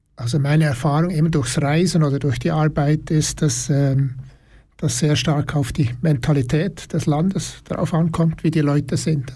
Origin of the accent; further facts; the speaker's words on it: Burgdorf, Bern, Switzerland; ich komme aus Burgdorf, Kanton Bern